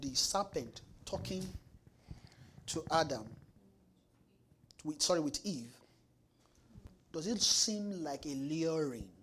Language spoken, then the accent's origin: English; Nigeria; now in Winnipeg, Canada; we're from Nigeria